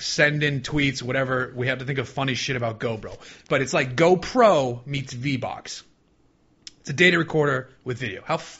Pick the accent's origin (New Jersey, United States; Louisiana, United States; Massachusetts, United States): Massachusetts, United States; Boston; now in California, United States; I'm from Boston